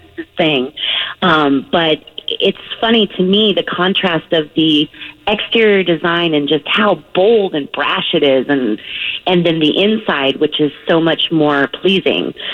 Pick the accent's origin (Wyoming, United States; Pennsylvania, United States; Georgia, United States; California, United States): California, United States; Southern; I'm from Southern California